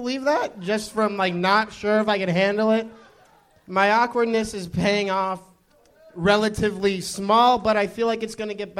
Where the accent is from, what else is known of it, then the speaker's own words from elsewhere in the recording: Orange County, California, United States; Orange County